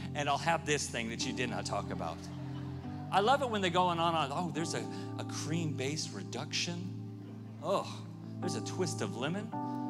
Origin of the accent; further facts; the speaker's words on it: Southern California, United States; I grew up in Southern California much of my life